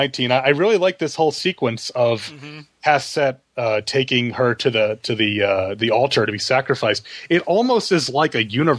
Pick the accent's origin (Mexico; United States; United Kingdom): United States; New York; I'm from New York, and so I know this stuff